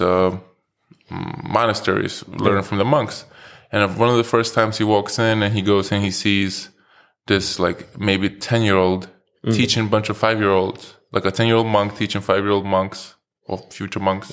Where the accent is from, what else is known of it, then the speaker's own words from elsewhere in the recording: New York City, New York, United States; growing up in New York